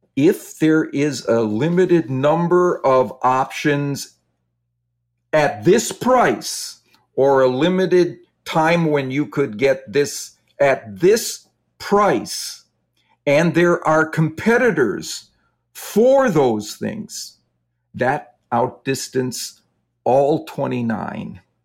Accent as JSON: {"language": "English", "region": "Wisconsin", "country": "United States", "tie": "born or raised there", "said": "I grew up in Wisconsin, and so the Green Bay Packers were always my home team."}